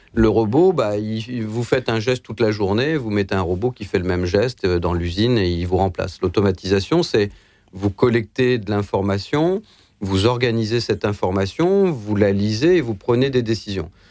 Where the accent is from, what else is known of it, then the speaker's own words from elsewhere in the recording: Lower Normandy, France; moi, je suis né en Basse-Normandie. Quand je vois ce qu'était ma ville